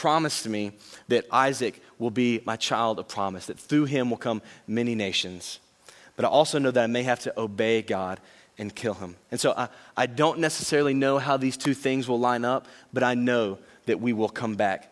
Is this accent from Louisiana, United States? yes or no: yes; Louisiana, United States; I know I'm from Louisiana